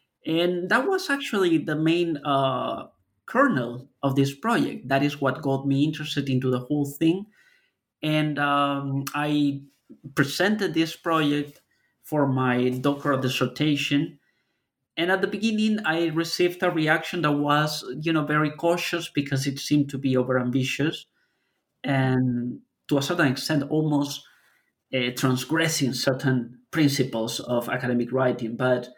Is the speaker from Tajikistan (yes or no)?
no; Lima, Peru; I'm originally from Lima, Peru.